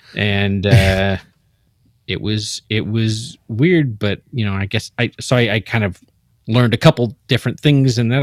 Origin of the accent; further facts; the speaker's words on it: Seattle, Washington, United States; born, born and raised in the Seattle area